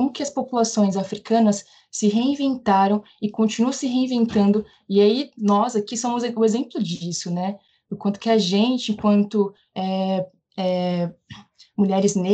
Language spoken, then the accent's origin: Portuguese; Juazeiro, Bahia, Brazil; now in São Paulo, Brazil; é, eu nasci em Juazeiro, na Bahia, em 1990, tenho 30 anos. Estou aqui em São Paulo, já moro aqui há bastante tempo. Então, eu estou dentro de uma, né, da diáspora, dentro de uma outra diáspora que é vindo do Nordeste para o Sudeste.